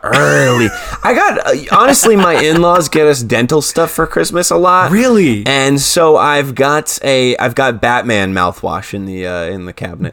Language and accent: English; New Jersey, United States; I'm from New Jersey